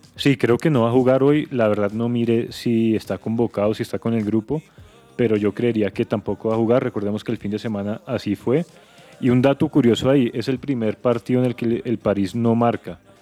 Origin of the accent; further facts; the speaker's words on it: Colombia; como colombianos